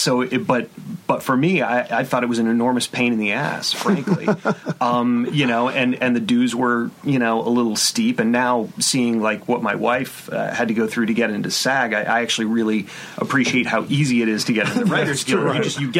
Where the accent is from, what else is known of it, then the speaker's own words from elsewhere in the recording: Texas, United States; moved away as an adult; now in Los Angeles, United States; I grew up in Texas, which is a right-to-work state